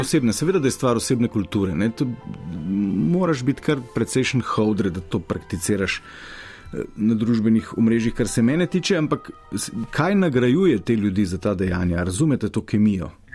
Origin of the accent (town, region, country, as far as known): Slovenia